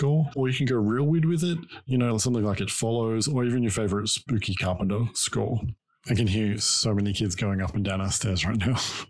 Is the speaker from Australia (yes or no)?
yes; Australia; Growing up in Australia, I always wanted to get dressed up and go trick-or-treating